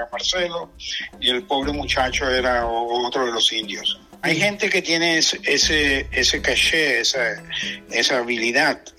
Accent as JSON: {"language": "Spanish", "country": "Venezuela", "moved": "yes", "said": "yo me vine de Venezuela porque no tenía demasiada, demasiada negocio y demasiadas ocupaciones."}